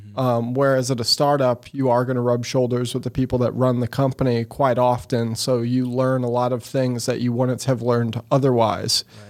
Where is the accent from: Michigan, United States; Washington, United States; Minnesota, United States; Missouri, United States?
Missouri, United States; Eureka; also born or lived in Sunset Hills, Missouri / St. Louis, Missouri; was raised in Eureka, Missouri, out by Six Flags